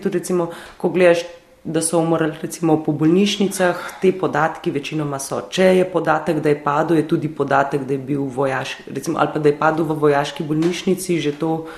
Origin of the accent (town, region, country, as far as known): Slovenia